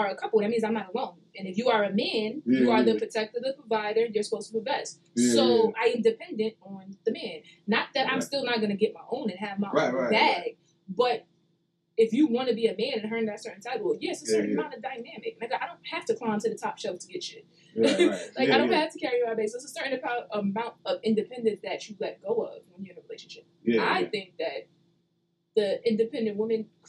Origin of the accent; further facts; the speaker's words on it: New York City, New York, United States; I'm from Brooklyn.